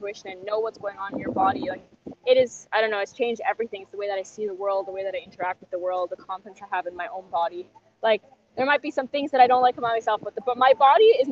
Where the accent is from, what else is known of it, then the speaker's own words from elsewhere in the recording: Germany; also born or lived in Canada; now in Peru; I'm originally from Germany, but I actually lived in Canada for almost 20 years.